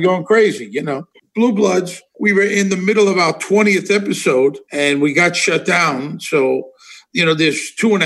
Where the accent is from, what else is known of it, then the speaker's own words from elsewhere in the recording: New York City, New York, United States; moved away as an adult; also born or lived in Las Vegas; I grew up in Brooklyn